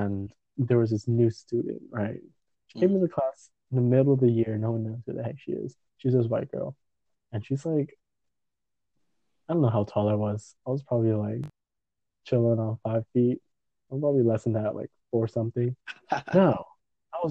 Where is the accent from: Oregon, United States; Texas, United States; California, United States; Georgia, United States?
California, United States; San Jose; I grew up in San Jose